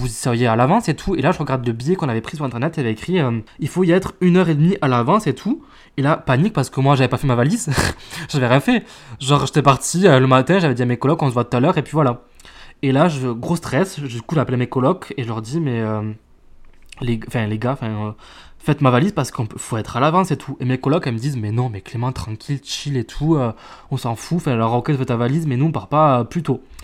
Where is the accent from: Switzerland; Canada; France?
France; on est français